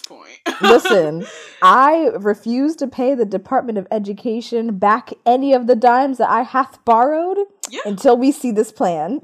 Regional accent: Montgomery County, Pennsylvania, United States; I am from Montgomery County, Pennsylvania

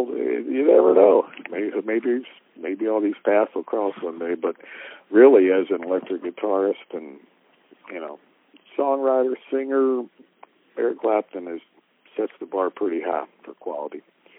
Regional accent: Kentucky, United States; as a Kentuckian to get to play in my home state

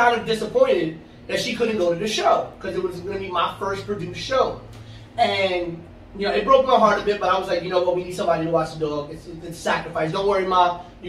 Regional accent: New York City, New York, United States; also born or lived in Astoria, Queens / North Bronx; I grew up on Manhattan Avenue from the age of 2 years old. I've lived in the South Bronx my whole life outside of when I went to college and recently when I moved to the North Bronx by Pelham Bay.

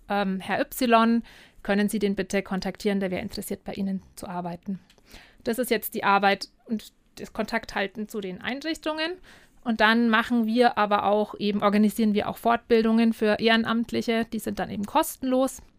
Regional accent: Penzberg, Bavaria, Germany; Ich komme aus Penzberg, da gibt es zum Beispiel keine Freiwilligenagentur

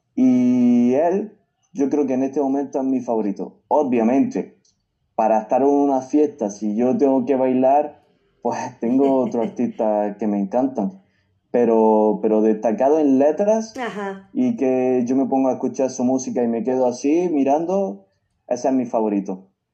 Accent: Granada, Andalusia, Spain; mi tierra

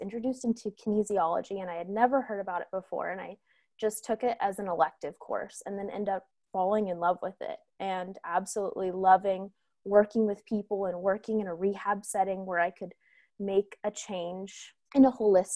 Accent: California, United States; growing up in California

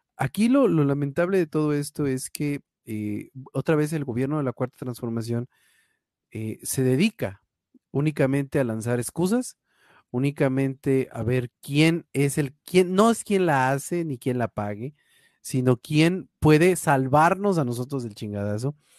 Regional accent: Mexico; como mexicano

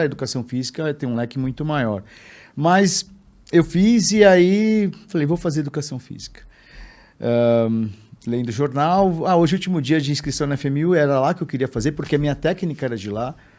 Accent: São Paulo, Brazil; Eu sou, sou nascido em São Paulo, vivo em São Paulo, menino de cidade.

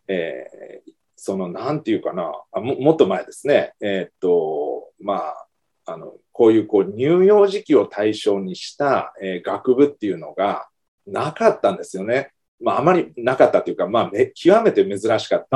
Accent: Kumamoto, Japan; now in Fukuoka, Japan; 私の生まれ育った実家がある熊本県

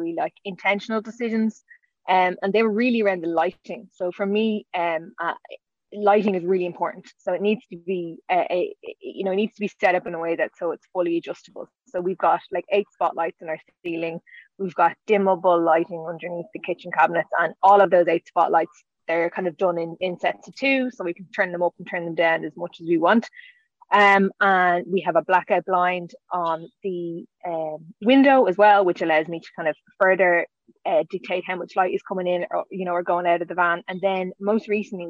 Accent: Dublin, Leinster, Ireland; I'm from Dublin in Ireland.

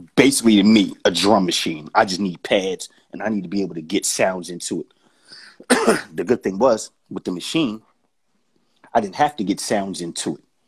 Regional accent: Philadelphia, Pennsylvania, United States; I'm from Philly, home of the aggressive ass individual

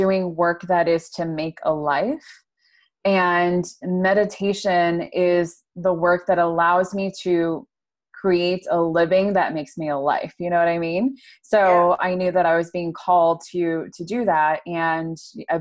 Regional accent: upstate New York, United States; I am from upstate New York

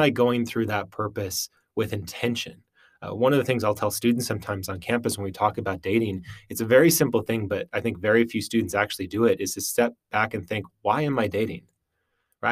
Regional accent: Western Wisconsin, United States; moved away as an adult; also born or lived in Utah / Minnesota; I grew up in Western Wisconsin, uh, my whole life.

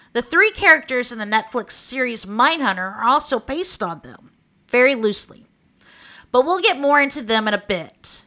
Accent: Oklahoma, United States; accent: Okie; I'll keep my Okie accent

